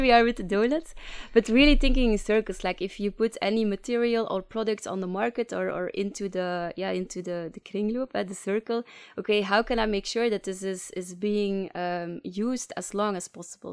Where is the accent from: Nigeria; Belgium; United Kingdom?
Belgium; Leuven, Flanders; accent: Flemish English; English is a second language; moved away as an adult; now in Ghent, Belgium; I'm from Leuven, but, uh, currently living in, uh, Ghent